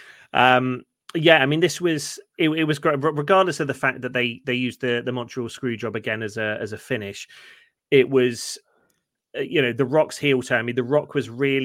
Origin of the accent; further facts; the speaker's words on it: United Kingdom; we're British